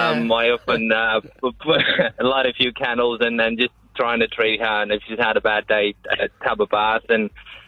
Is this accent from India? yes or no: no; South Africa; now in Australia; I'm from South Africa.